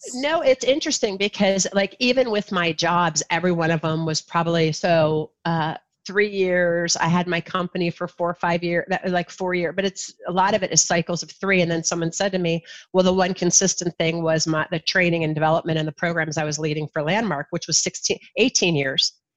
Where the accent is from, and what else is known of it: Ohio, United States; born or raised there; also born or lived in New Jersey / Kalamazoo, Michigan